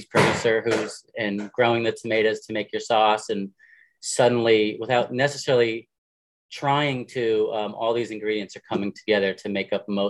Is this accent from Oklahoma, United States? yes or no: no; Southern Connecticut, United States; moved away; I grew up in Southern Connecticut